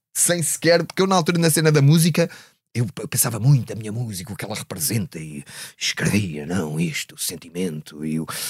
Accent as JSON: {"language": "Portuguese", "town": "Odivelas", "region": "Lisbon", "country": "Portugal", "tie": "born or raised there", "said": "vinha de Odivelas, onde era tudo uma coisa muito classe operária"}